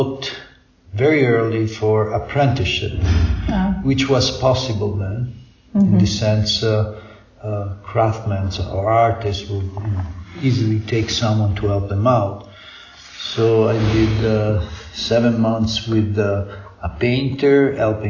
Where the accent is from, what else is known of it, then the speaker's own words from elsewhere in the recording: Rome, Lazio, Italy; I was born in Rome from American mother and Italian father. So I did my regular high schools and things in Rome.